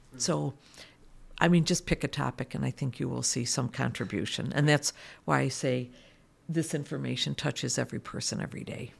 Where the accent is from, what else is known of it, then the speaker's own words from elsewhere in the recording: United States; moved away as an adult; moved back to my home country, which is the United States